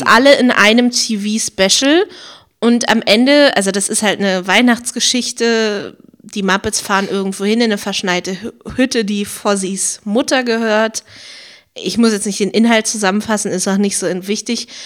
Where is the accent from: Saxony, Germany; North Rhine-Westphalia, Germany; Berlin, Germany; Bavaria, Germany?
Berlin, Germany; Weil meine Musikschule war ja eine relativ große von Pankow, Berlin-Pankow